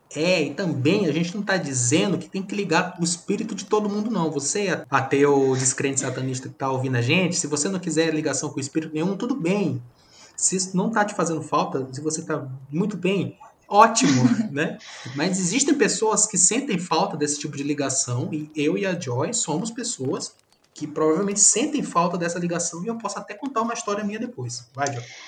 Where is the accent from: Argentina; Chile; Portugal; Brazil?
Brazil; Maranhão; nós somos do Maranhão.